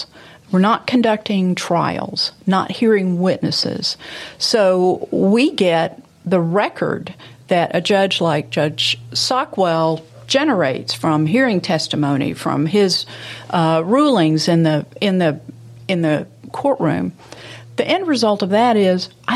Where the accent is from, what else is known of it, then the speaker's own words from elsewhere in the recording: Memphis, Tennessee, United States; playing with my friends in Memphis. At that time was a lovely place to grow up